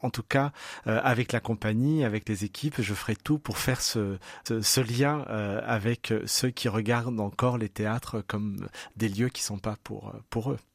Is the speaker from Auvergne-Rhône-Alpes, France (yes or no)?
yes; Saint-Priest, Auvergne-Rhône-Alpes, France; also born or lived in Lyon; Je suis Saint-Priote. Hein. J'ai toujours vécu dans cette ville. Je suis né à Lyon, mais, mais j'ai grandi à Saint-Priest.